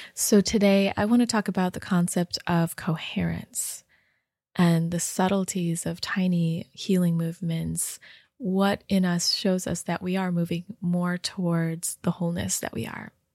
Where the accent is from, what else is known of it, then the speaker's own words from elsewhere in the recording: Rochester Hills, Michigan, United States; moved away; in Michigan, in my home state and home, home, um, city, Rochester Hills, Michigan